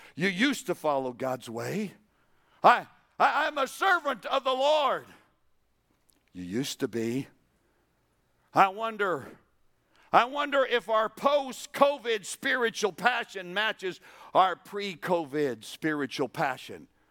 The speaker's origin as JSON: {"language": "English", "region": "New Mexico", "country": "United States", "said": "I'm from New Mexico"}